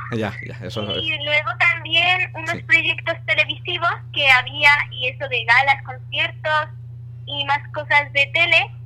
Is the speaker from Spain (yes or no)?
yes; La Eliana, Valencian Community, Spain